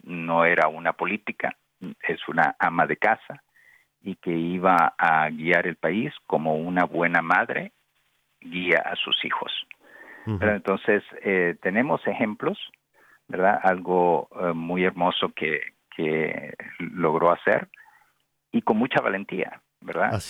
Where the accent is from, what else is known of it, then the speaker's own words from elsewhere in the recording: Nicaragua; yo también soy pues de Nicaragua